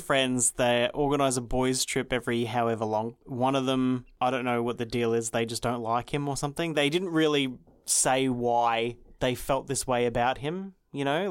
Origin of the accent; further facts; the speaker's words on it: Australia; I'm Australian